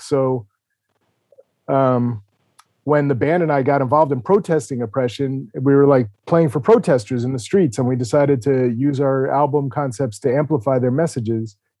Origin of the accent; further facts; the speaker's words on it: New York, United States; I grew up in New York in the seventies and eighties